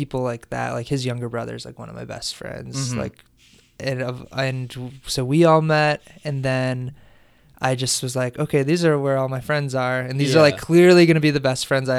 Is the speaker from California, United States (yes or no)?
no; Mokena, Illinois, United States; Mokena, Illinois.